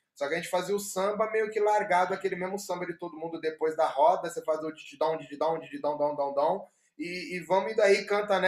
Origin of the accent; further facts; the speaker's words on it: São Paulo, Brazil; sou paulista